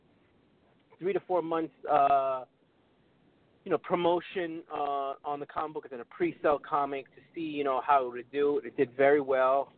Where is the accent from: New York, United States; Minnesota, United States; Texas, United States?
New York, United States; New York City; me being born and raised in New York City